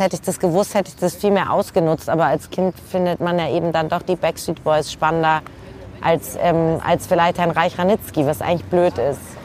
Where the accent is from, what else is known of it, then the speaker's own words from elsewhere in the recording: Hamburg, Germany; ich komme ja aus Hamburg